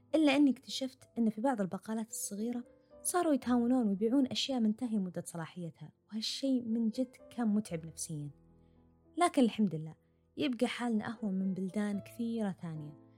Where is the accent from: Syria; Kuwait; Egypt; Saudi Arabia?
Saudi Arabia; moved away as an adult; now in Sydney, Australia; إحنا خلاص متعلمين من السعودية